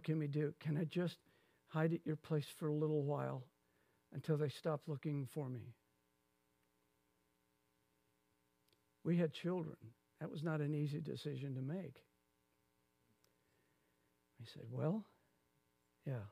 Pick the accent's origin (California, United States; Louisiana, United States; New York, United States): Louisiana, United States; Lafayette; when I grew up in Lafayette, Louisiana, going to my mother's church